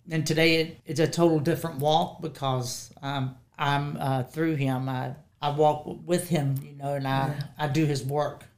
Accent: Woodstock, Virginia, United States; also born or lived in Strasburg, Virginia; now in Harrisonburg, United States; I grew up in Woodstock, Virginia.

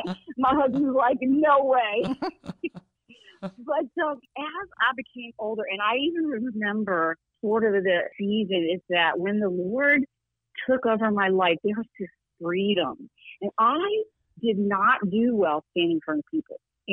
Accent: the South, United States; So there's blessings of growing up in the South, and just the wonder of family, and so beautiful, and just watermelon, and, you know, staying up late in the summer.

